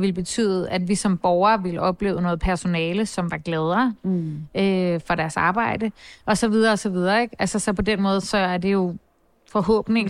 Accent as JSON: {"language": "Danish", "town": "Copenhagen", "region": "Capital Region of Denmark", "country": "Denmark", "tie": "born or raised there", "said": "jeg voksede op på Nørrebro, og jeg gik også i gymnasiet på Nørrebro"}